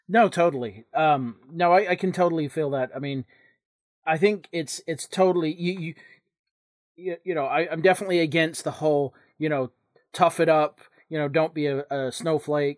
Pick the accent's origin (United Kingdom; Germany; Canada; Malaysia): United Kingdom; England; moved away; when I was growing up in England